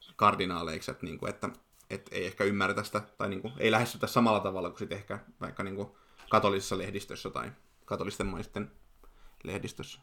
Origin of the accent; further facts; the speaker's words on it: Forssa, Kanta-Häme, Finland; kotikaupungistani Forssasta